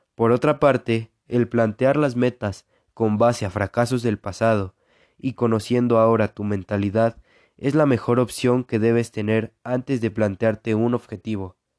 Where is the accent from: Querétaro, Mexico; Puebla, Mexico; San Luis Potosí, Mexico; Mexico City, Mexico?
Puebla, Mexico; now in Aquixtla, Mexico; Nací en en Puebla, México, pero actualmente vivo en Aquixtla, Puebla.